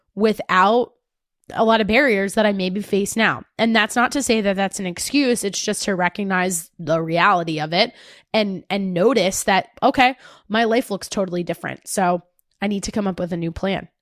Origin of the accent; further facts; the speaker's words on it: New Jersey, United States; accent: Jersey; I sounded too Jersey